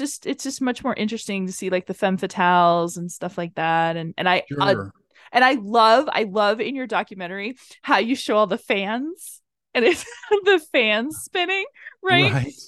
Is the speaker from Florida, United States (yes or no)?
yes; Tampa, Florida, United States; Like the neighborhood that I grew up in South Tampa is very affluent